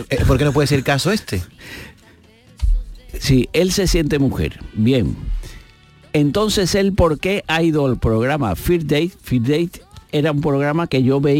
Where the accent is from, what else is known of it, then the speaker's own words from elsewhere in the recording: Spain; Entonces yo, yo soy español como podría ser ruso o como podría ser serbo-croata.